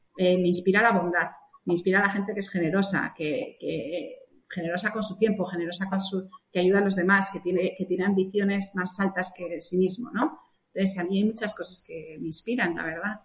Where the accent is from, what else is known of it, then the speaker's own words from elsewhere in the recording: Spain; moved away; cuando llegué a España, otra vez, en mi país, que estaba cómoda